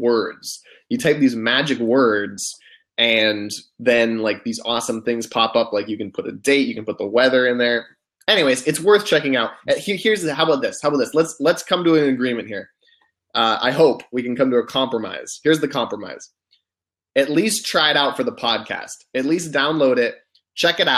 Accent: United States; I'm an American

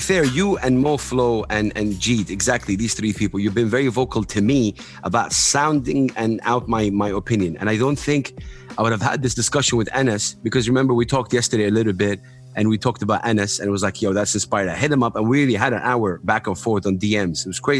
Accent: Saudi Arabia; I grew up in Saudi, I'm here, I speak English, it's so confusing.

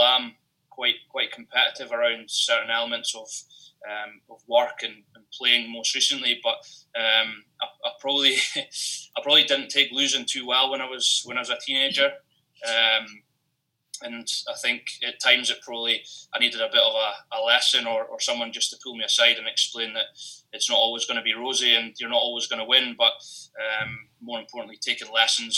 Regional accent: Jedburgh, Scotland, United Kingdom; moved away as an adult; also born or lived in Melrose / New Zealand; I'm born and raised in Jedburgh in the Scottish Borders, just a small town of about, 4,500 people now

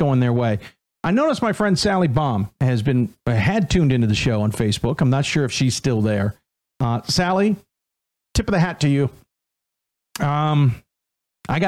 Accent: Chicago, Illinois, United States; growing up in Chicago

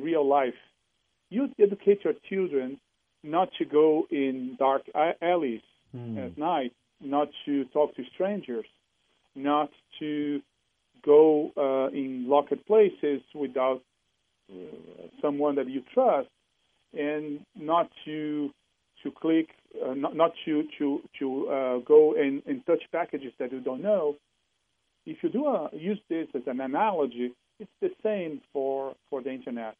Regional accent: Brazil; moved away as an adult; now in Seattle, United States; I'm originally from Brazil, living in Seattle for over 10 years

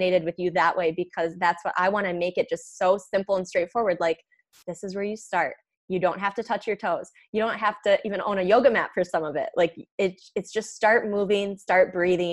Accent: Michigan, United States; I'm from Michigan

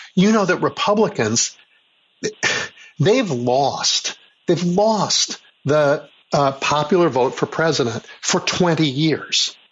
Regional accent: Chicago, Illinois, United States; I grew up in Chicago when Richard J. Daley was mayor

